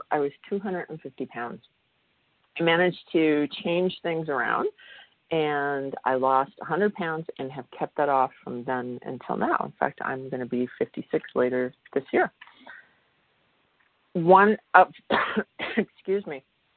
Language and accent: English; Midwest, United States; I come from the Midwest, and in the Midwest, we had basements